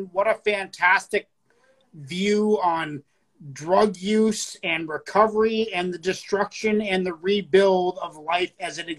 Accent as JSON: {"language": "English", "country": "Canada", "said": "We speak French up here."}